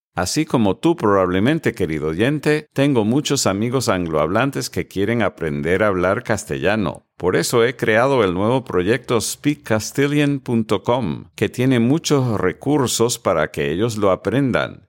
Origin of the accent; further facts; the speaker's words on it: Connecticut, United States; first language English; Spanish is a second language; now in Coral Gables, United States; yo soy de Connecticut